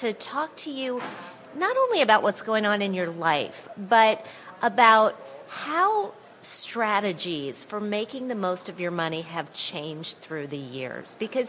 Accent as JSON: {"language": "English", "region": "Wisconsin", "country": "United States", "tie": "born or raised there", "also_born_or_lived": "Indiana / West Virginia", "moved": "yes", "lives_now": "New York, United States", "said": "I am from the Midwest. I grew up in Wisconsin"}